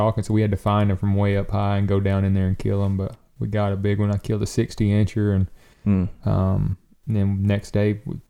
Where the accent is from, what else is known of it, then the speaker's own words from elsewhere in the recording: the South, United States; I grew up in the South